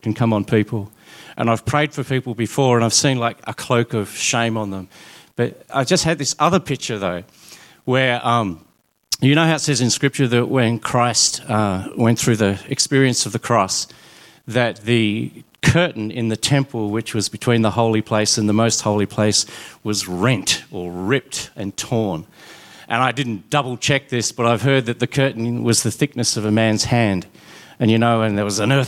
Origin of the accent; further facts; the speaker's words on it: Smithton, Tasmania, Australia; I grew up in Smithton, actually in Mellor, which is even more remote than Smithton.